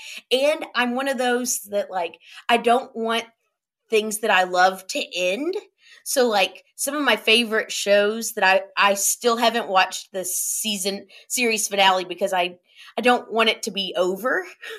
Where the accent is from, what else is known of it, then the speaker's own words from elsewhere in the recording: Lexington, United States; I grew up in Lexington, so it was the same thing in Lexington too.